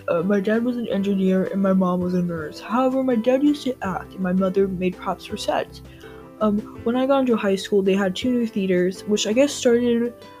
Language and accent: English; Wisconsin, United States; When I was 18 years old, I went to the university in my home state of Wisconsin, where I had my first theater class.